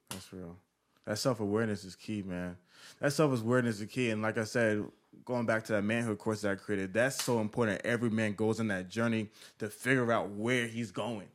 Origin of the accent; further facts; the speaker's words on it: Atlanta, Georgia, United States; I'm from Atlanta